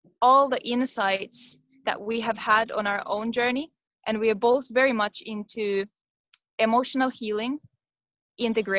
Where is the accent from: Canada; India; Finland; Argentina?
Finland; I come from Finland